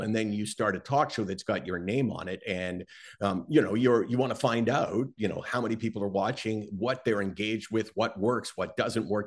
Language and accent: English; Toronto, Ontario, Canada; I grew up in Toronto